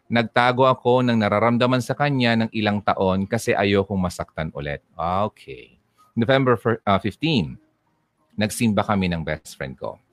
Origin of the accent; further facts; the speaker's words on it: Philippines; Uy, Pinay ako habang nalalantay sa ugat ko ang uh, dugong Pinay